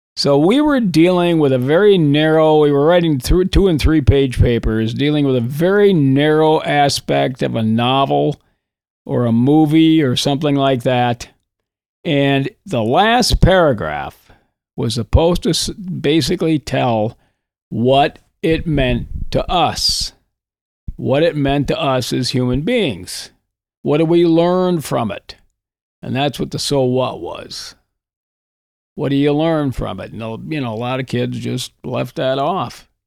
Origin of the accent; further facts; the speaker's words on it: Coleraine, Minnesota, United States; also born or lived in Hibbing, Minnesota; I grew up on the Iron Range in northern Minnesota. I was born in Hibbing